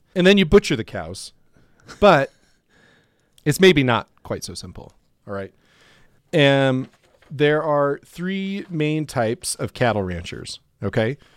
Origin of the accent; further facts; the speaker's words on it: Ord, Nebraska, United States; now in Denver, United States; there were multiple feedlots around Ord, where I grew up